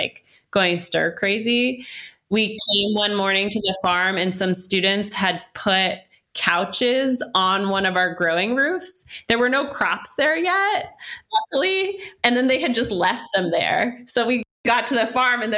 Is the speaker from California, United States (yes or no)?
yes; Oakland, California, United States; also born or lived in Berkeley; I grew up in Oakland and Berkeley